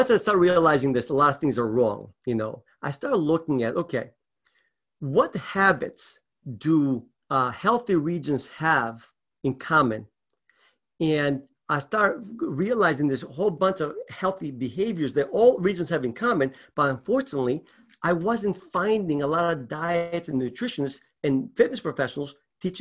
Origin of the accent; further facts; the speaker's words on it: Greece; moved away; I was raised in Greece.